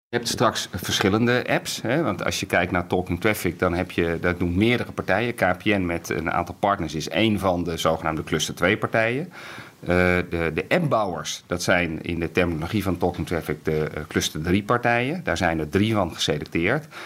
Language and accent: Dutch; Netherlands; ons Nederland